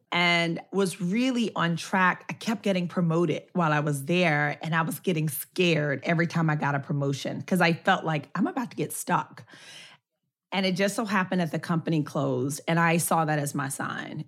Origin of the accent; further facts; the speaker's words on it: Memphis, Tennessee, United States; moved away; I'm from Memphis